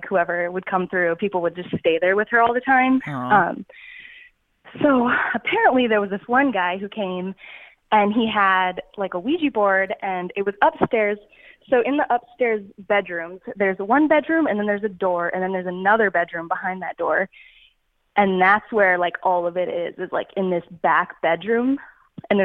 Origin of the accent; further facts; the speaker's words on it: Texas, United States; I'm from Texas